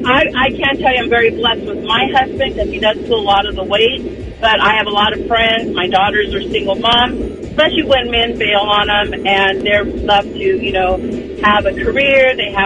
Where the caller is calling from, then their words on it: Cherry Valley, United States; from Cherry Valley.